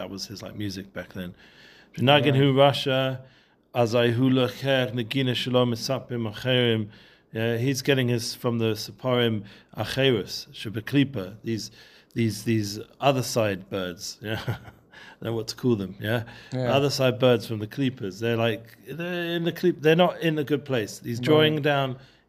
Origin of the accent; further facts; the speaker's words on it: England, United Kingdom; I'm too English